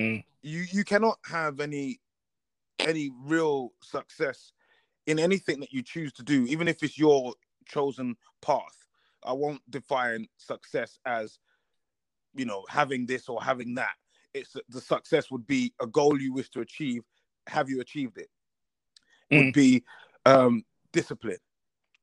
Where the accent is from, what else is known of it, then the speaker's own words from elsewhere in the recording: London, United Kingdom; I'm a guy from Tottenham, just grew up on the thing